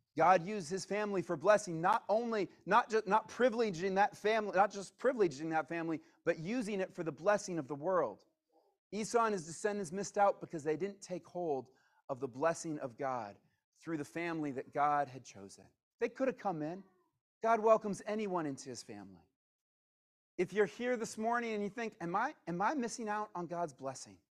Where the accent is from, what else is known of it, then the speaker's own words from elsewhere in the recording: Virginia, United States; moved away as an adult; also born or lived in California / Missouri / Atlanta; I wasn't born in Virginia, but I grew up in Virginia